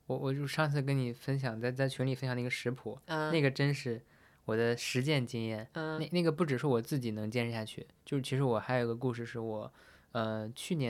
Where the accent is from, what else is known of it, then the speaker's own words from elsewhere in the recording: Shanxi, China; 虽然我是山西人